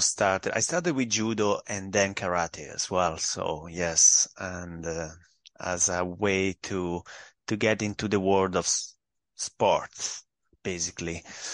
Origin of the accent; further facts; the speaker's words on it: Parma, Emilia-Romagna, Italy; English is a second language; now in Greece; But I have born in, I always lived all my life in Parma, is on the north. So, yeah, so I'm from Parma, really.